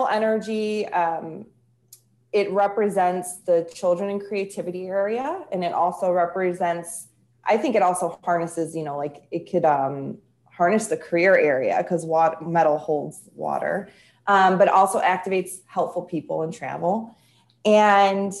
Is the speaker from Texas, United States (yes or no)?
no; Chicago, Illinois, United States; I'm from Chicago or near Chicago